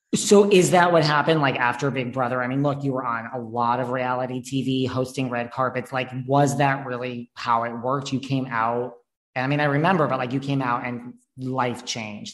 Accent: New York, United States; I'm from New York too, but I still live here

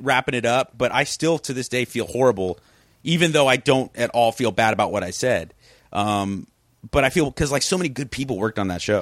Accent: South Pasadena, California, United States; also born or lived in Venice, Los Angeles; I grew up in that neighborhood. That's, that's kinda like my hometown.

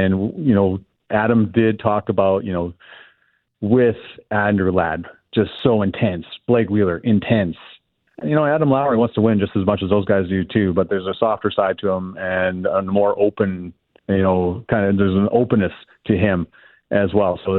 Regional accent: Canada; like I just we're so Canadian.

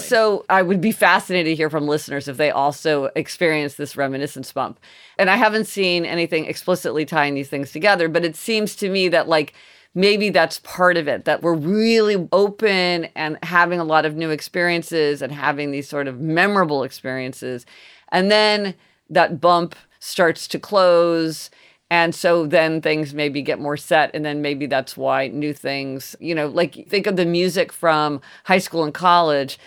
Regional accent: Kansas City, Missouri, United States; We didn't eat sushi growing up in Kansas City

